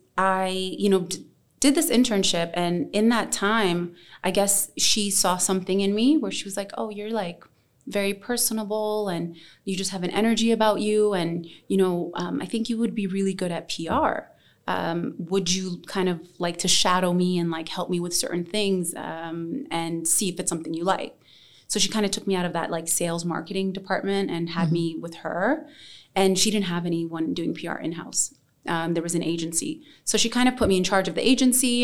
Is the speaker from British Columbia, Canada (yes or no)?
no; Toronto, Ontario, Canada; moved away as an adult; now in Dubai, United Arab Emirates; I am ethnically Yemeni and Somali. I was raised in Toronto, Ontario, and I moved to Dubai 6 years ago